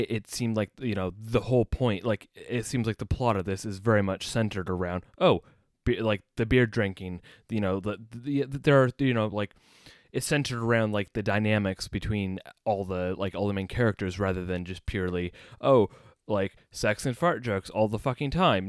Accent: United States; moved away as an adult; now in United Kingdom; as an American

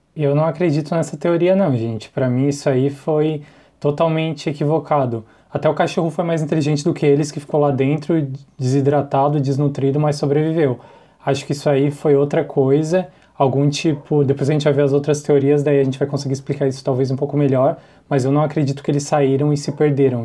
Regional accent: Imbituba, Santa Catarina, Brazil; Eu sou de Santa Catarina, de Imbituba

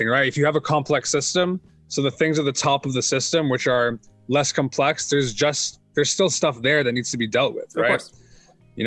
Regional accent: Edmonton, Alberta, Canada; also born or lived in Israel; So I'm from Edmonton, which is a very small city. Well, it's not really a very small city by Canadian standards, but I guess by world standards, it's a small city, about 1 million people. Very small Jewish community, though. And I grew up here

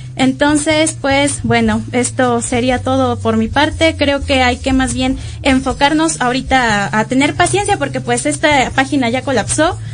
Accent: Mexico; nosotros como mexicanos

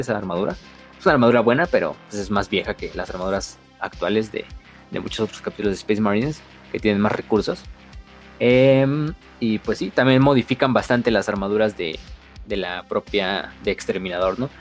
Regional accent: Tampico, Tamaulipas, Mexico; yo soy de Tampico, entonces también cuenta como Jaibo

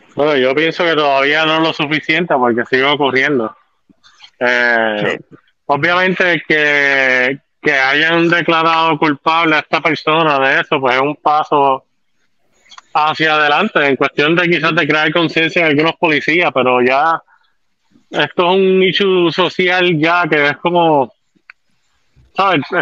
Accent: Bayamón, Puerto Rico; Yo soy de Bayamón

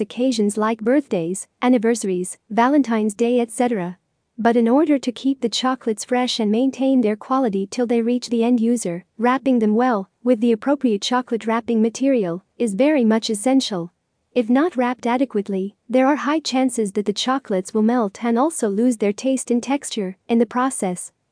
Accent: Lebanon; from Lebanon

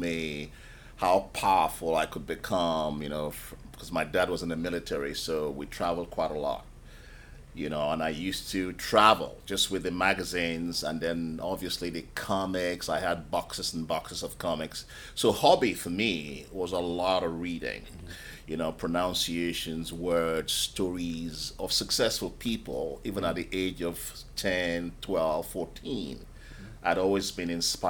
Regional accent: Nigeria; moved away as an adult; also born or lived in United Kingdom; now in London, United Kingdom; I was born in Nigeria. And I spent the first 19 years of my life in Nigeria

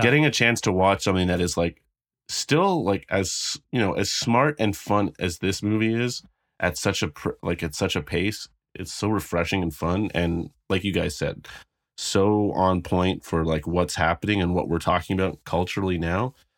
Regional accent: Canada; I'm not American

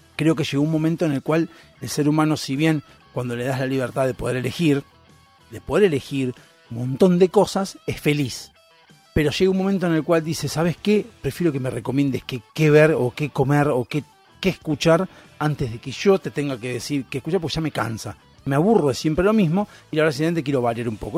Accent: Argentina

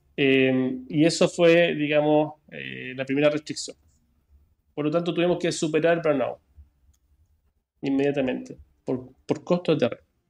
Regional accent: Santiago, Santiago Metropolitan Region, Chile; also born or lived in Toronto, Canada; now in Braunau, Chile; yo nací en, Canadá, para quienes me conocen, 1981, Toronto, Canadá. Llegué a Chile año 90, siempre en Santiago. Y mm, nada, hice toda mi vida, todo mi estudio

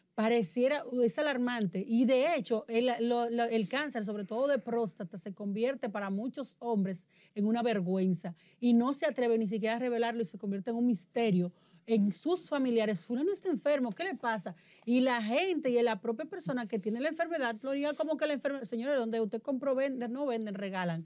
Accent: Dominican Republic; moved away; en la zona de Elías Piña, próximo a mi tierra

